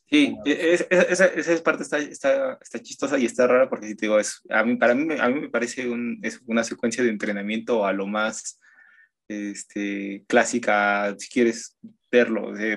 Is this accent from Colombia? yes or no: no; Mexico; uno como mexicano